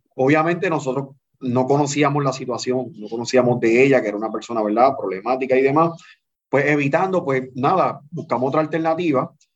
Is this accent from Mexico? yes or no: no; Canóvanas, Puerto Rico; Yo soy natural de Canóvana, del barrio La Central